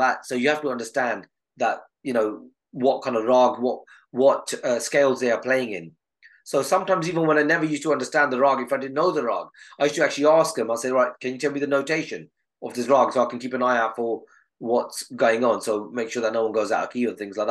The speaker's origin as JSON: {"language": "English", "town": "Southall", "region": "London", "country": "United Kingdom", "said": "I was from Southall at that time."}